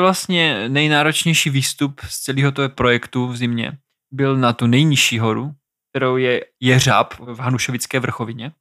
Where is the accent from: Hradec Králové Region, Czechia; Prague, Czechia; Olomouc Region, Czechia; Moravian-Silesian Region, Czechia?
Olomouc Region, Czechia; Olomouc; klasický Moravák, Olomoučák